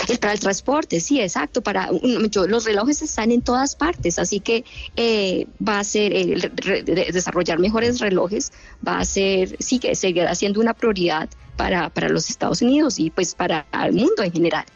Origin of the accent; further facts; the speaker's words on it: Bogotá, Colombia; moved away as an adult; now in United States; Yo nací en Bogotá